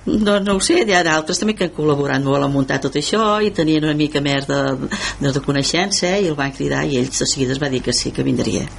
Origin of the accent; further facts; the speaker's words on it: El Masroig, Catalonia, Spain; moved away; al poble, que sóc del Moster